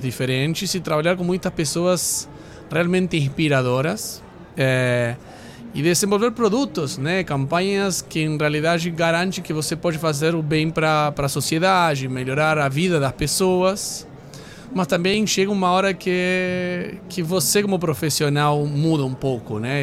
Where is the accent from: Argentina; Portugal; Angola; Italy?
Argentina; Portuguese is a second language; moved away as an adult; now in Brazil